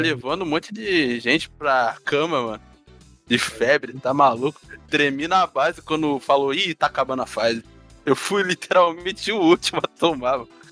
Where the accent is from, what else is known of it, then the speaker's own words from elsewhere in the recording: Rio de Janeiro, Brazil; Eu sou carioca